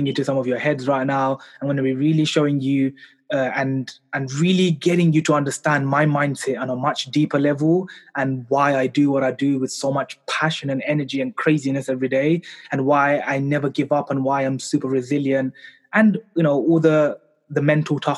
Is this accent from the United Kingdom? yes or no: yes; London, United Kingdom; I was born and raised here in London in the UK.